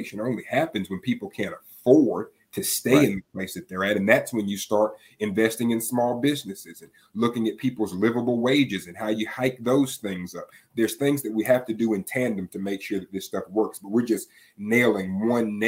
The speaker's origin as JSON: {"language": "English", "town": "Tallahassee", "region": "Florida", "country": "United States", "tie": "born or raised there", "said": "I'm seven generations from Leon County. When I would drive through the South Side as a kid"}